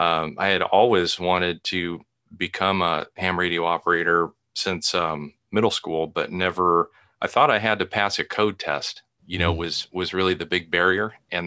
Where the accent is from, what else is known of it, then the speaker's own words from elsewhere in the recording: Portland, Oregon, United States; I remember hearing about forest fires when I was young. I grew up in the Portland area, Portland, Oregon.